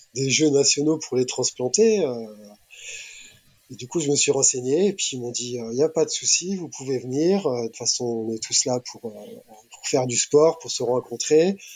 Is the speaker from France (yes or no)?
yes; France; nous en tant que Français